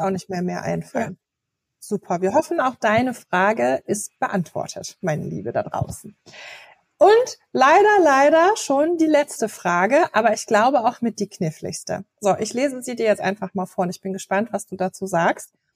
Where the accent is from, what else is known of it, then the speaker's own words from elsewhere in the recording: Berlin, Germany; bei uns in Berlin